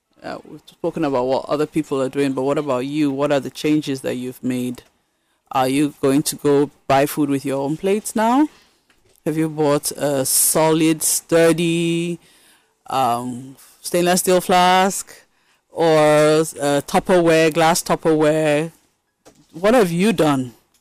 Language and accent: English; Benue, Nigeria; also born or lived in Kaduna / Minna; so I grew up everywhere, but... I've lived in Kaduna, I've lived in Mina, and then I'm from Benue State.